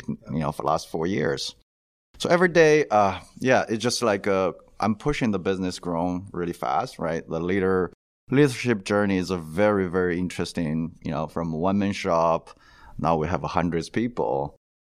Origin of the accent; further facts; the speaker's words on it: China; moved away as an adult; now in United States; originally I'm from China, went to the dental school